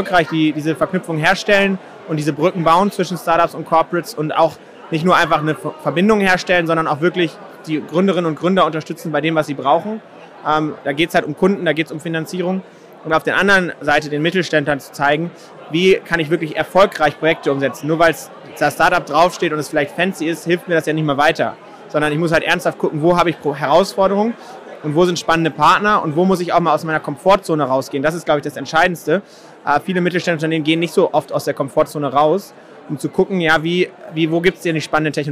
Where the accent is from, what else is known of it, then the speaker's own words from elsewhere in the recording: Schleswig-Holstein, Germany; Ich komme aus Schleswig-Holstein, so da ist natürlich das Thema Windenergie und äh, Energie insgesamt natürlich ein Thema.